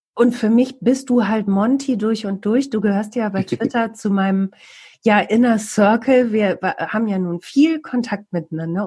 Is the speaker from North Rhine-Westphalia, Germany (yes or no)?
yes; Bielefeld, North Rhine-Westphalia, Germany